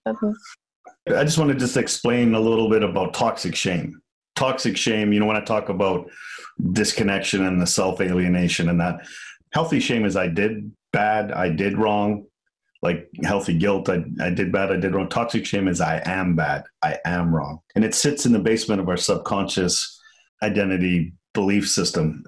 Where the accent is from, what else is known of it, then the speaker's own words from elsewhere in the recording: Liverpool, North West England, United Kingdom; moved away; I'm from Liverpool.